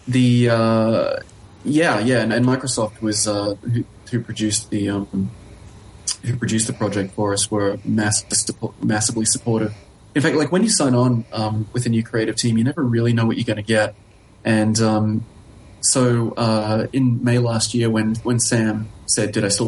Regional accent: Australia; moved away; also born or lived in Helsinki; I'm from Australia

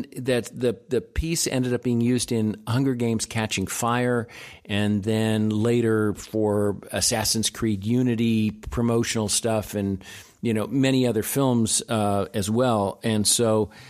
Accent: Japan; born there; I was born in Japan.

